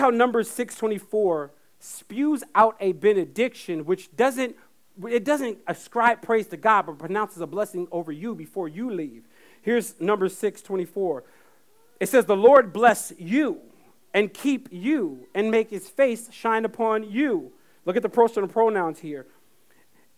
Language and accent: English; Fayetteville, North Carolina, United States; I grew up in Fayetteville, North Carolina